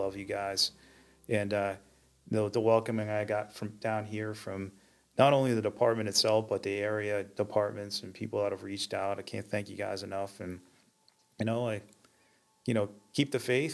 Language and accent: English; Maine, United States; I'm a kid from Maine